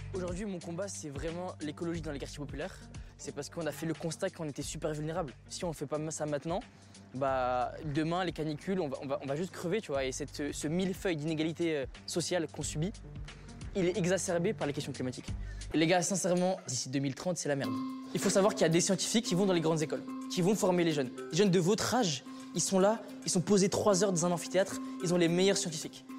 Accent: Strasbourg, Grand Est, France; On est dans le quartier où j'ai grandi, à Königshofen

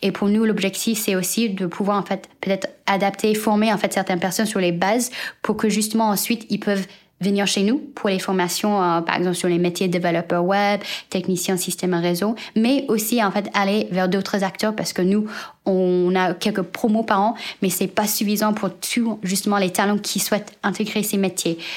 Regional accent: United States; moved away; also born or lived in China; je suis née en Chine et j'ai grandi aux États-Unis

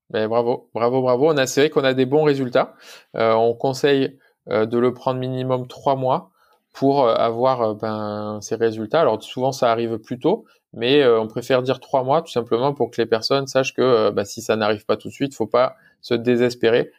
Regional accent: France; nous en tant que Français

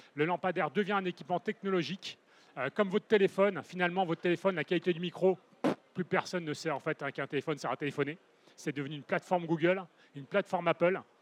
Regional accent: Paris, Île-de-France, France; moved away as an adult; now in Toulouse, France; j'étais parisien, j'ai quitté Paris à l'arrivée du troisième parce que je saturais dans le contexte urbain ultra dense hein, pour rejoindre Toulouse.

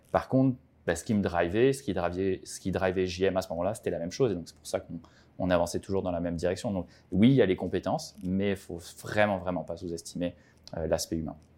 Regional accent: French Polynesia; also born or lived in France / Quebec; now in Montreal, Canada; je viens de France, j'ai grandi à Tahiti

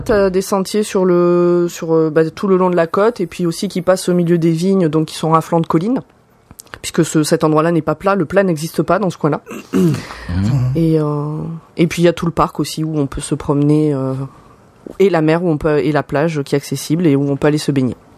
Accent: Les Albères, near Perpignan, Occitania, France; Le coin où j'ai grandi, ça s'appelle Les Alberts. A L B E R E S.

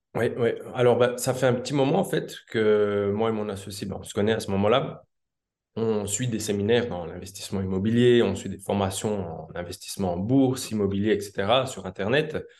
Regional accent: Switzerland; moved away as an adult; now in South America; je suis originaire de Suisse à la base.

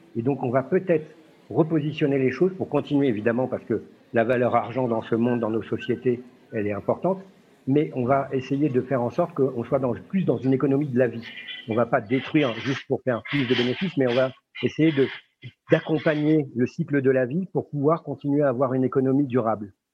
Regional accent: France; chez nous en France

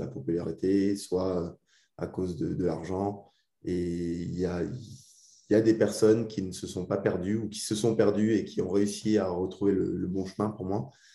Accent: Alsace, Grand Est, France; moved away; c'est aussi pour ça qu'on rentre en Alsace, parce qu'on est parti il y a très longtemps, il y a, il y a 15 ans maintenant à peu près. Ça fait 15 ans qu'on est parti d'Alsace

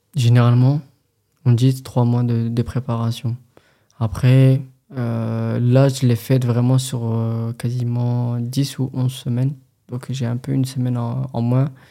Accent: France; en tant que Français

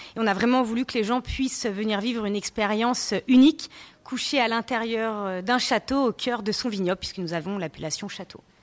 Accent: Savoie, Auvergne-Rhône-Alpes, France; moved away as an adult; also born or lived in Bordeaux; je suis native de la Savoie

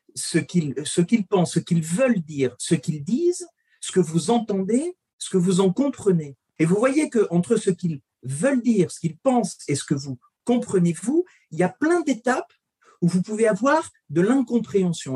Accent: France; Nous, on est français

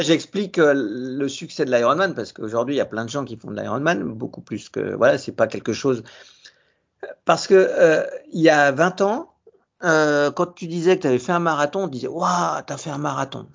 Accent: Saint-Germain-en-Laye, Île-de-France, France; je suis de Saint-Germain-en-Laye

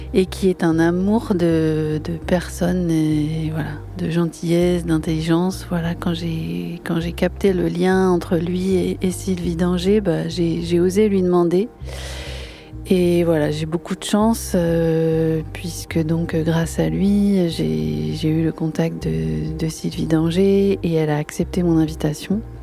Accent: Boulogne-sur-Mer, Hauts-de-France, France; je suis née je suis née à Saint-Martin enfin je suis de mmh. Boulogne

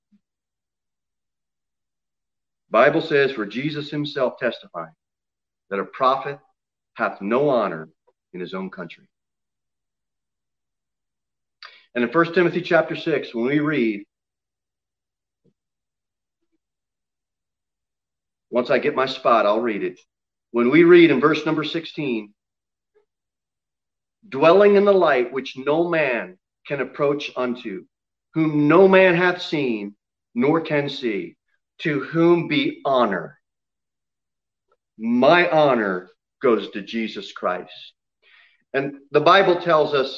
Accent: United States; now in Tennessee, United States; I was born in the United States

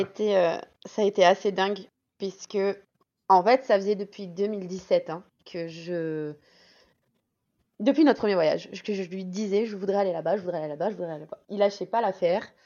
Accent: South Ardèche, Auvergne-Rhône-Alpes, France; moved away as an adult; now in Scotland; on est originaire à la base du Sud Ardèche

